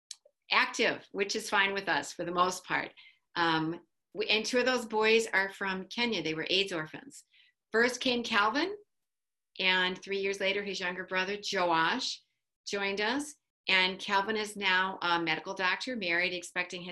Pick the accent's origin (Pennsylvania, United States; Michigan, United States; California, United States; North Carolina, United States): Michigan, United States; Dearborn; now in North Dakota, United States; I grew up in Dearborn, Michigan, outside of Detroit